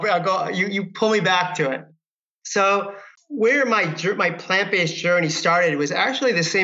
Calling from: California, United States; I am calling from my office here in Marin County, Northern California.

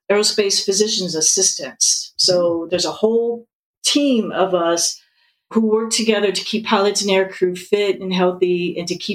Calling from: Seattle, Washington, United States; Seattle. I love the podcast

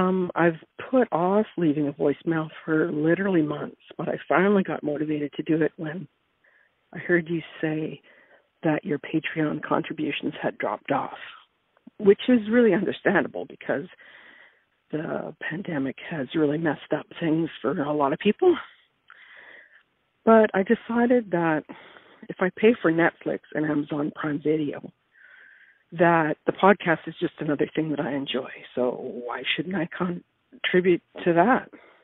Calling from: Ladysmith, British Columbia, Canada; I'm calling from Ladysmith on Vancouver Island.

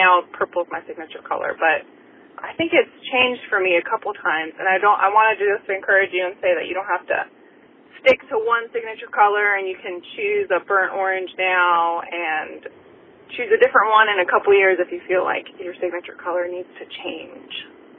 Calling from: Chesapeake, Virginia, United States; I'm calling from Chesapeake, Virginia.

